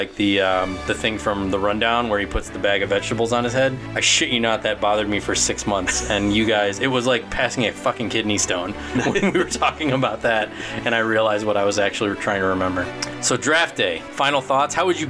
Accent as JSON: {"language": "English", "town": "Cleveland", "region": "Ohio", "country": "United States", "said": "we're from Cleveland."}